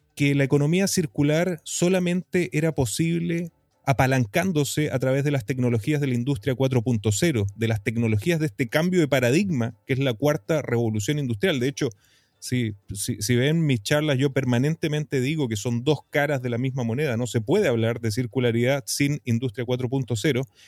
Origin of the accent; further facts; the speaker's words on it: Iquique, Tarapacá, Chile; moved away as an adult; also born or lived in United States; yo soy un iquiqueño, tarapaqueño, eh, nativo aquí del desierto más árido del mundo, en el norte de Chile, el desierto de Atacama, en mi maravillosa región de Tarapacá, en mi querida ciudad de Iquique. Eh, nacido, criado y retornado a esta linda ciudad